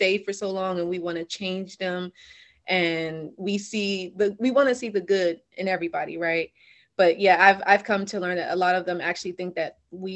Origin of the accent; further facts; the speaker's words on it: Delaware, United States; I grew up in Delaware.